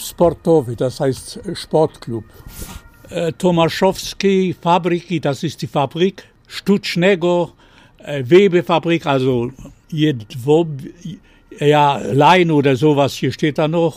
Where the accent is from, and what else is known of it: Poland; moved away as an adult; now in Germany